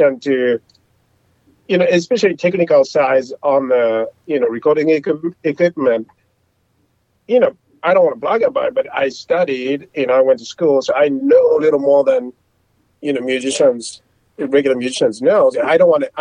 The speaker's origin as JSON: {"language": "English", "country": "Japan", "second_language": "English", "moved": "yes", "said": "I'm from Japan. I didn't speak much, you know, when I moved down here, and I was kind of afraid"}